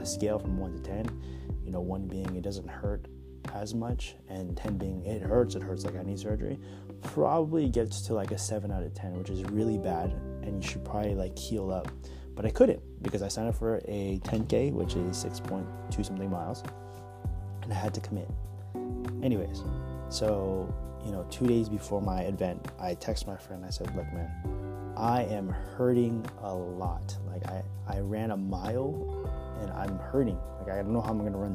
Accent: Bay Area, California, United States; I grew up in the Bay Area here in California

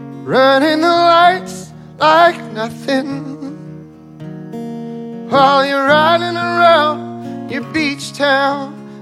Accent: Northeast, United States; So we grew up in the Northeast, so the beach towns are very different.

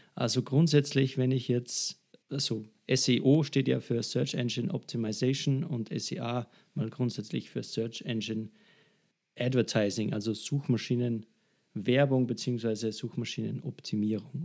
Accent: Salzburg, Austria; bei einer Agentur bei uns in Salzburg angefangen

